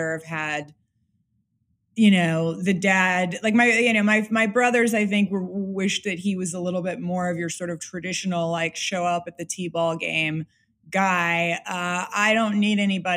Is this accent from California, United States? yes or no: yes; Los Angeles, California, United States; moved away; I'm from Los Angeles specifically. I'm from like Bel Air and Beverly Hills.